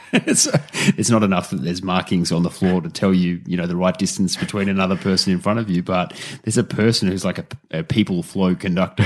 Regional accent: Australia; as an Australian

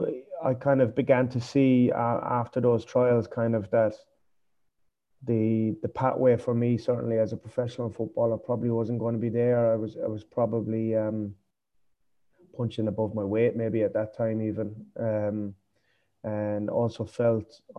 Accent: Foynes, Munster, Ireland; moved away as an adult; now in Cambodia; I'm from Fines, a really small place in West Limerick.

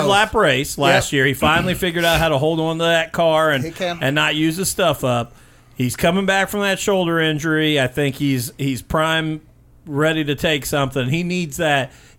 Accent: Bloomington, Indiana, United States; obviously I grew up in Bloomington, but now coming to Brownstown

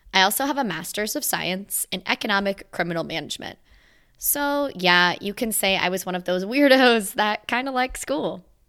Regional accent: Virginia, United States; moved away as an adult; landed eight hundred plus miles away from my hometown in the state of Virginia

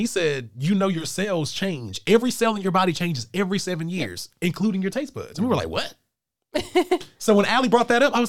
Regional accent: Johnston County, North Carolina, United States; First of all, sir, I'm from Johnston County.

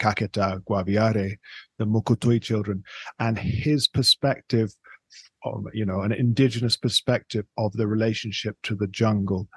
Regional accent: England, United Kingdom; now in Bogota, Colombia; I'm from England

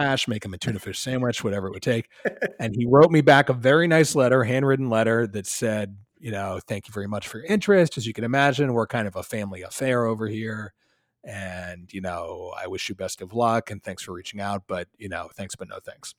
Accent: Philadelphia, Pennsylvania, United States; also born or lived in Ithaca, New York; I grew up in Philly.

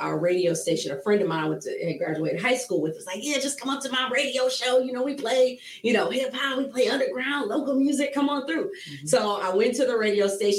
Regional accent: Akron, Ohio, United States; moved away as an adult; now in Toledo, United States; So, I moved here in 2005, so I'm from Akron

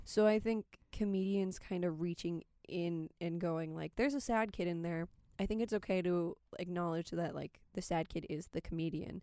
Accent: California, United States; moved away; I'm from California

